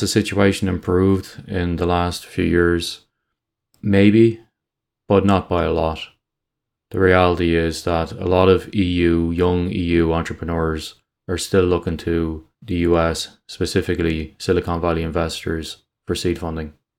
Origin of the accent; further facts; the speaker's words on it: Ireland; in Ireland, we don't like people getting above their station